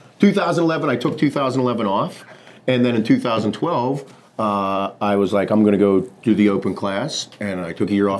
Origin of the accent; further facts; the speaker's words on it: Western Pennsylvania, United States; from Western PA.